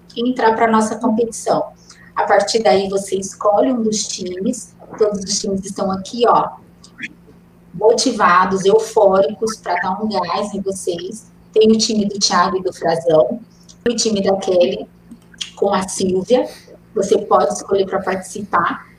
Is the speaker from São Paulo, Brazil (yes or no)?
no; Minas Gerais, Brazil; now in Campinas, Brazil; Sou mineira, nasci em Minas, mas escolhi Campinas para fazer família, trabalhar